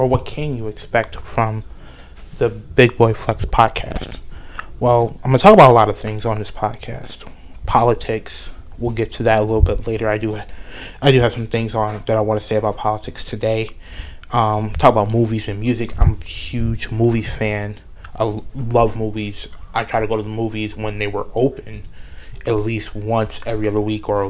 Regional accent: Buffalo, New York, United States; born and raised in Buffalo, New York. That's where I'm living right now.

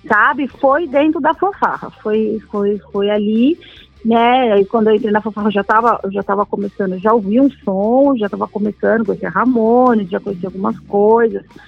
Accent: São Paulo, Brazil; Eu nasci na Vila Medeiros, né? Nasci na Vila Maria

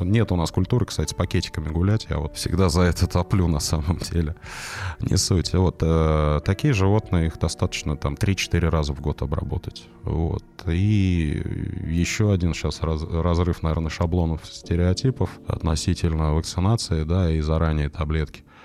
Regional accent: Moscow Oblast, Russia; я приехал в родной, но чужой для себя город, поскольку я вырос в Подмосковье

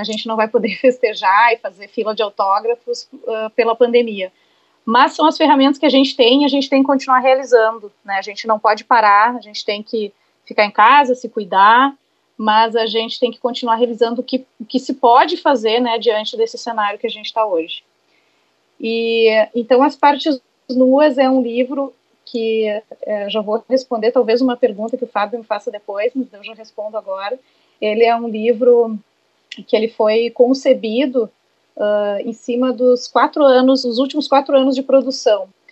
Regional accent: Santo Ângelo, Rio Grande do Sul, Brazil; moved away as an adult; foi onde eu nasci e eu morei até os meus 19 anos

